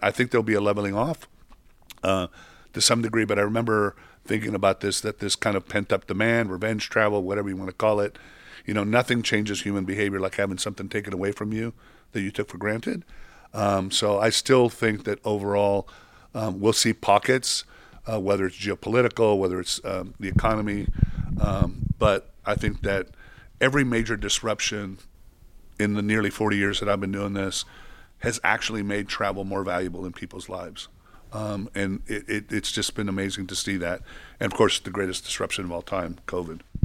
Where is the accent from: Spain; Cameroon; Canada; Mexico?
Mexico; moved away; I grew up in Mexico